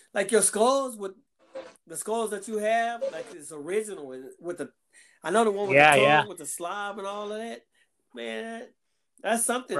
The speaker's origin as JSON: {"language": "English", "town": "Galveston", "region": "Texas", "country": "United States", "said": "The guy from number 13 is from Galveston, where I'm from."}